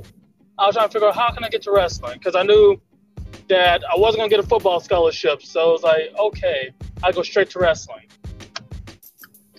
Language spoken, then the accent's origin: English; Mobile, Alabama, United States; moved away as an adult; now in Birmingham, United States; I was originally born and raised in Mobile